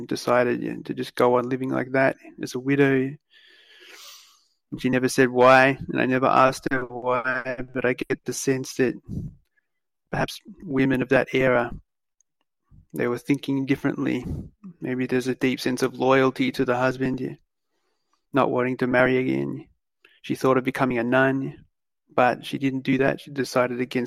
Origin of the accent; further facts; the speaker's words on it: Australia; as an Australian guy growing up